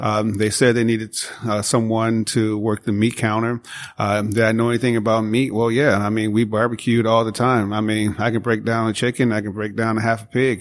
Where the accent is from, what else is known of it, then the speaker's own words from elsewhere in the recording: Chicago, Illinois, United States; moved away; I grew up in Chicago, south side of Chicago